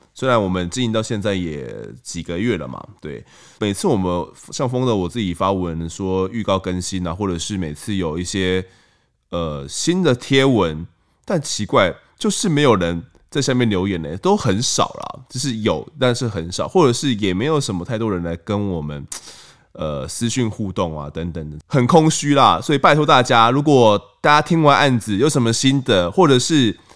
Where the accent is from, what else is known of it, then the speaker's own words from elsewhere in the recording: Kaohsiung, Taiwan; now in New Taipei, Taiwan; 我在高雄的弥陀长大的